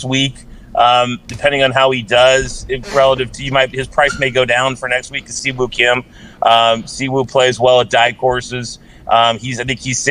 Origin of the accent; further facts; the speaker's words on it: St. Louis, Missouri, United States; now in Westfield, Indiana, United States; Born and raised in St. Louis